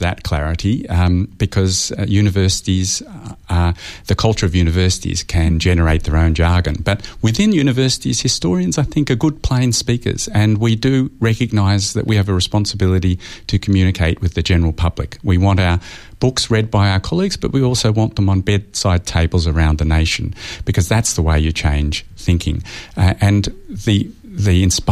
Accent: Australia; me as an Australian historian

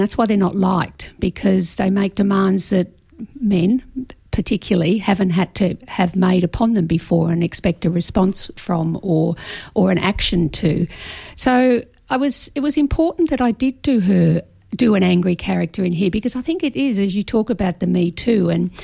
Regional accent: Victoria, Australia; now in Brisbane, Australia; I grew up in Victoria, and I first started bushwalking on Wilson's Promontory

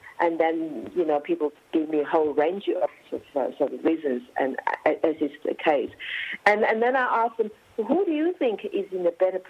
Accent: China; now in Australia; I'm the Australian, Chinese Australians who have just recently, in my lifetime, 20 years ago or 10 years ago, I came from China to Australia. So I know China and I know Australia.

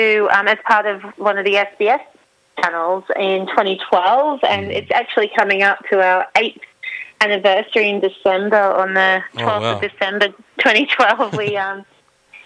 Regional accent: Central Queensland, Australia; I grew up in Central Queensland

